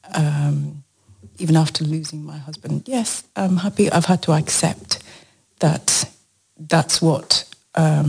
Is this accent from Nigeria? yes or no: yes; Nigeria; now in United Kingdom; I'm Nigerian by birth, and then I became British.